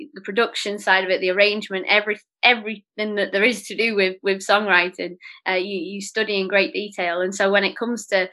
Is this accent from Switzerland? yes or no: no; Oldham, North West England, United Kingdom; also born or lived in London; I grew up in Oldham, just outside of Manchester, and that's where I'm back here now.